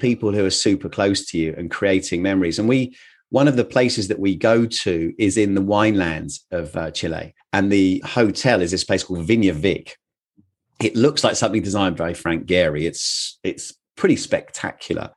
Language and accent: English; England, United Kingdom; I am very English